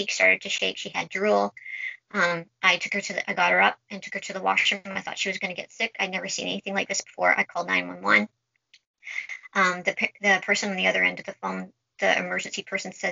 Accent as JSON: {"language": "English", "town": "Vancouver", "region": "British Columbia", "country": "Canada", "said": "I'm from Vancouver, British Columbia, Canada."}